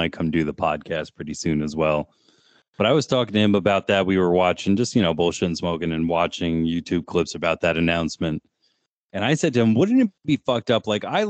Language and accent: English; New Jersey, United States; We grew up in New Jersey.